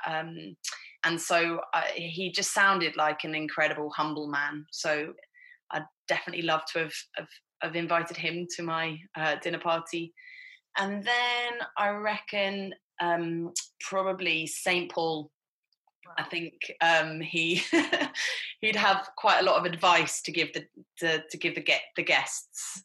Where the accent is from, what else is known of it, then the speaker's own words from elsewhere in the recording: Hertfordshire, East of England, United Kingdom; I grew up in Hertfordshire, which is just 30 miles north of London